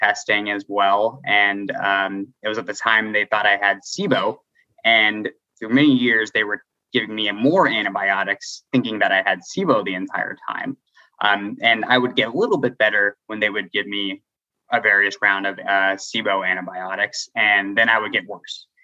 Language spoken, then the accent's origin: English; D.C., Northern Virginia, United States; also born or lived in Ohio; I was born and raised outside of Washington, D.C. in the Northern Virginia area.